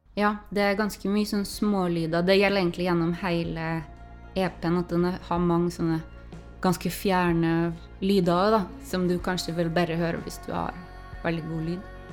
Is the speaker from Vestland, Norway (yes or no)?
no; Trøndelag, Norway; jeg snakker litt forskjellig fra det som er liksom den lokale dialekta, og det tror jeg jeg har gjort siden jeg var liten